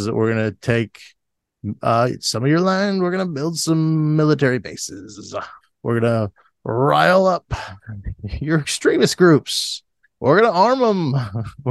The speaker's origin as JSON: {"language": "English", "region": "Florida", "country": "United States", "tie": "born or raised there", "said": "growing up in Florida."}